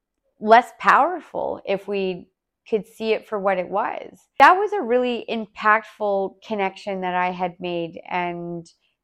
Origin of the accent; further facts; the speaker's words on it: Calgary, Alberta, Canada; yeah, like I'm here from Calgary and blah, blah, blah.